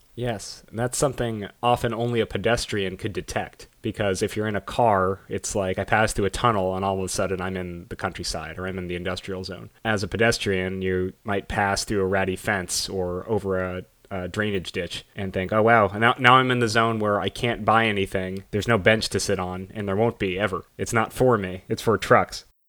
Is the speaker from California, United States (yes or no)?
yes; Los Angeles, California, United States; I grew up in Los Angeles. That's where my family's from